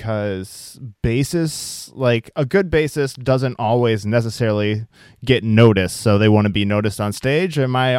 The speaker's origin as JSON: {"language": "English", "region": "Iowa", "country": "United States", "moved": "yes", "said": "I'm originally from Iowa"}